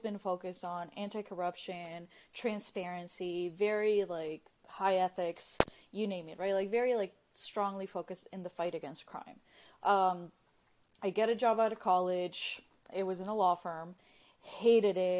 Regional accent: Nicaragua; now in United States; I'm originally from Nicaragua

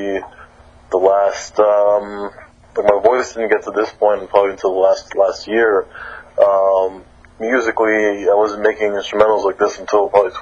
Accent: Miami, Florida, United States; I'm from Miami, Florida

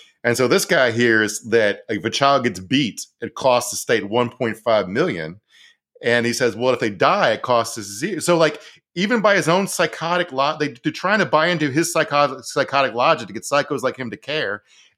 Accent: Minnesota, United States; I like it as a Minnesotan, so he made sure to include Norwegians.

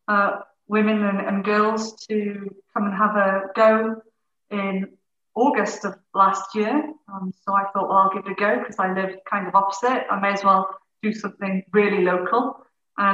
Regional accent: Anglesey, Wales, United Kingdom; also born or lived in Hertfordshire; I'm from Anglesey originally also, so lived in North Wales most of my life, apart from a brief interlude in Hertfordshire.

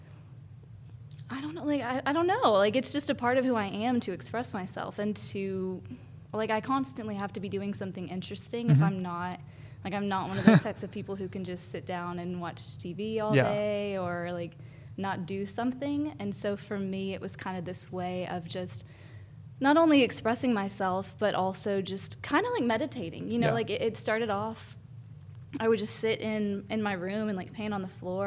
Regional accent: Athens, Alabama, United States; now in Huntsville, United States; I grew up in Athens, Alabama.

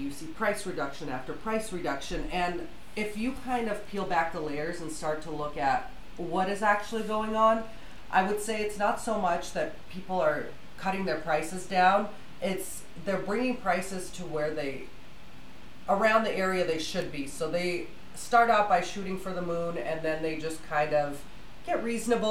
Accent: Russia; also born or lived in Salt Lake City, Utah; now in Tooele, United States; So I'm originally from Russia, so I am dual-lingual

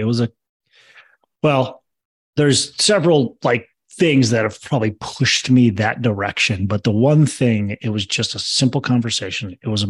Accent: Minnesota, United States; I was born and raised in Minnesota, still actually live in Minnesota.

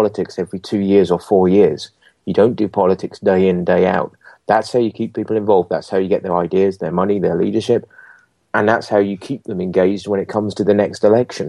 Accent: England, United Kingdom; now in Scotland, United Kingdom; I'm English. My family come from England and got family in England and friends in England

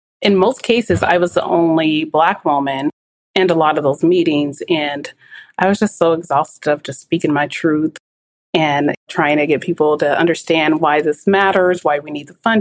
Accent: Portland, Oregon, United States; I grew up in the Albina district, which was rich in culture and diversity

